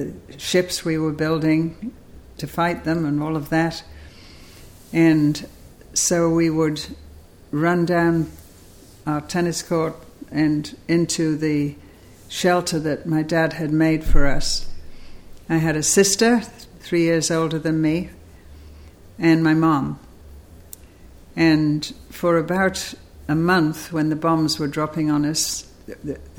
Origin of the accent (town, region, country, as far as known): Liverpool, North West England, United Kingdom; born or raised there; moved away as an adult; also born or lived in Cambridge; now in United States